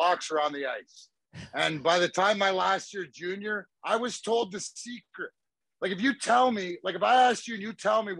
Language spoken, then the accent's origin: English; Leamington, Ontario, Canada; I played my minor hockey for Leamington, right, which is my hometown